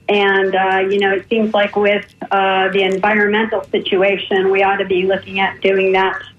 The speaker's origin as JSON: {"language": "English", "town": "Washington", "region": "District of Columbia", "country": "United States", "said": "I came from the Washington D.C. area where we had great mass transportation."}